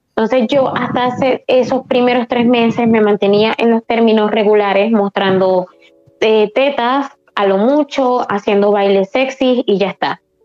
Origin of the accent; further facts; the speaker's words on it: Spain; aquí en España somos más liberales